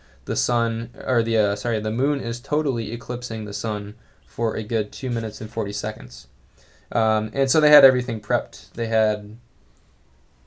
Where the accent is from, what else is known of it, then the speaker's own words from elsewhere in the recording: east side of Michigan, United States; now in Grand Rapids, United States; I am originally from the east side of the state of Michigan